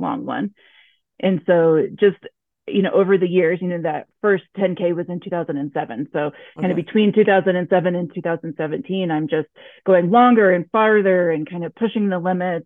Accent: Texas, United States; moved away as an adult; also born or lived in Oklahoma, United States / Connecticut, United States; now in Denver, United States; I grew up in Texas and like Oklahoma

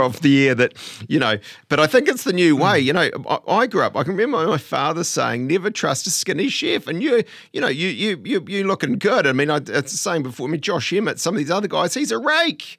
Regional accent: Te Awamutu, Waikato, New Zealand; I was born in Te Awamutu

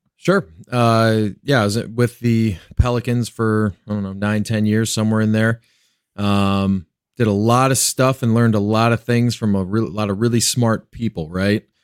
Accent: Cleveland, Ohio, United States; moved away; also born or lived in Louisiana; I'm originally from Cleveland

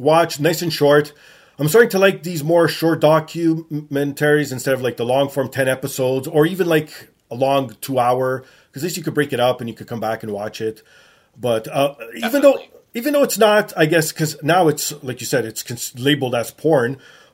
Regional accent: Canada; I'm Canadian

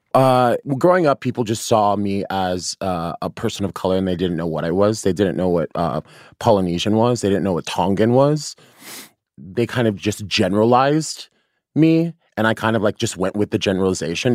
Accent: Arizona, United States; now in New York, United States; I grew up in like in Arizona and like a predominantly white high school.

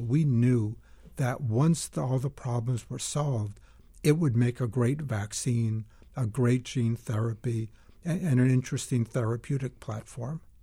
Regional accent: Lexington, Massachusetts, United States; moved away; I grew up in Lexington, Massachusetts

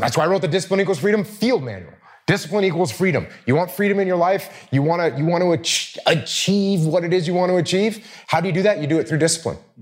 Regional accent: New England, United States; I grew up in New England

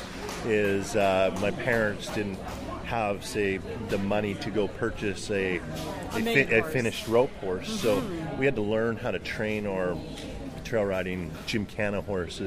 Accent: Black Creek, British Columbia, Canada; We grew up in Black Creek on Vancouver Island

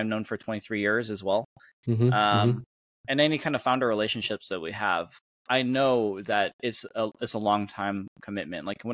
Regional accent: Michigan, United States; moved away as an adult; growing up in Michigan

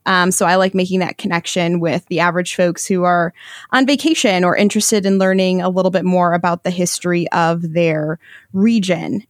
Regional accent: Michigan, United States; I'm from Michigan

